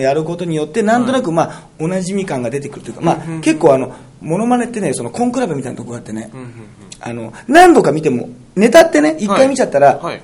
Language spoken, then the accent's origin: Japanese; Toyooka, Hyogo, Japan; 城崎温泉というのは豊岡市ってところにあってね、これ、私のむちゃむちゃ地元なんですよ